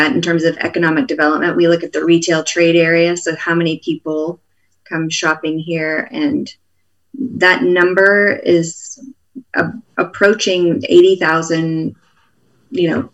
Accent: Michigan, United States; moved away as an adult; also born or lived in Boston, Massachusetts / Tallahassee, Florida / Portland, Oregon / Austin, Texas; now in Dripping Springs, United States; I grew up in Michigan, went to college in Michigan, and then after school moved to Boston.

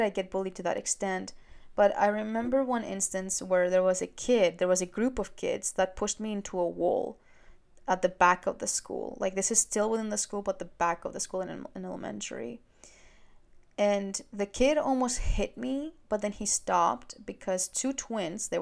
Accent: Greece; moved away; I was born in Greece, but I'm Albanian

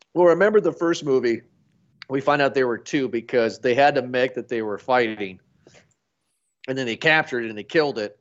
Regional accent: United States; I'm American

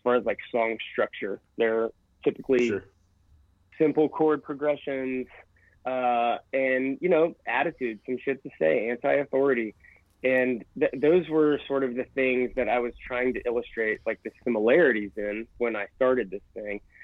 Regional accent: Bethel, Ohio, United States; my hometown of Bethel, Ohio

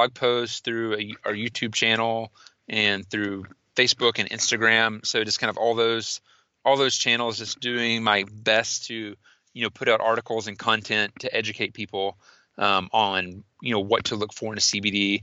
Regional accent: Austin, Texas, United States; I'm from Austin

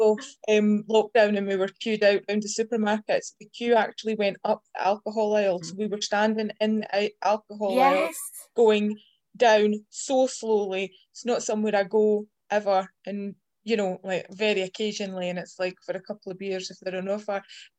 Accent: Ontario, Canada; And I grew up in Ontario, Canada

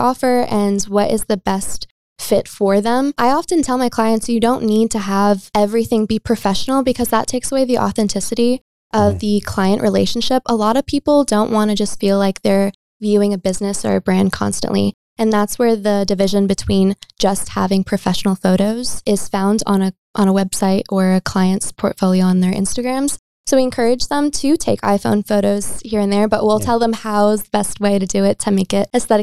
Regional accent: Virginia, United States; moved away as an adult; now in Texas, United States; I'm originally from Virginia. I grew up there my entire life

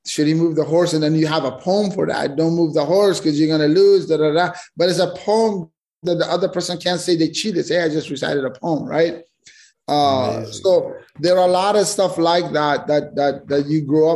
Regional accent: Afghanistan; we grew up in Afghanistan

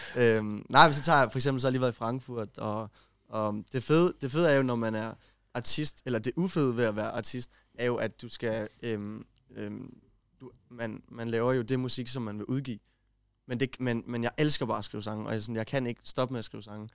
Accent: Kolding, Southern Denmark, Denmark; jeg er fra Kolding af

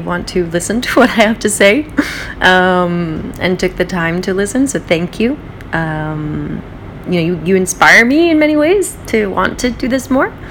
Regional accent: West Coast, United States; also born or lived in Israel; now in New York, United States; I live in New York, I grew up on the West Coast, I lived in Israel

